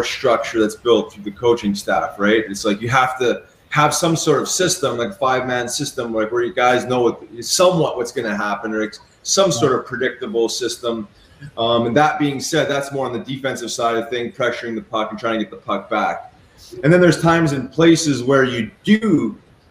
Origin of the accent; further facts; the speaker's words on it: Canada; moved away as an adult; also born or lived in Philadelphia; growing up in Canada